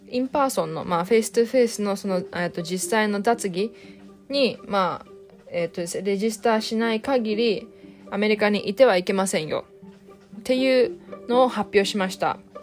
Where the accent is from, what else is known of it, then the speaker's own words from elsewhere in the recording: Japan; English is a second language; moved away as an adult; now in Pennsylvania, United States; I'm from Japan and I study in Pennsylvania